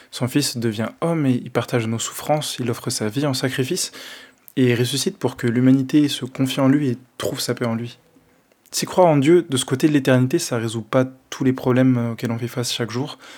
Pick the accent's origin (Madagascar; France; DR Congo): Madagascar; À cause de mes origines, parce qu'on est trop fort, on est malgache en fait.